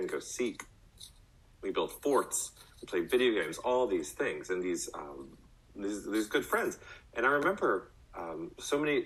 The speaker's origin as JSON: {"language": "English", "town": "College Station", "region": "Texas", "country": "United States", "tie": "born or raised there", "said": "When I was a young boy, I growing up in College Station, I had the amazing privilege of living in a neighborhood"}